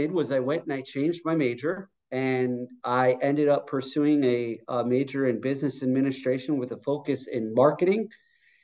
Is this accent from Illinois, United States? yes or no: yes; Chicago, Illinois, United States; I was born and raised in the suburbs of Chicago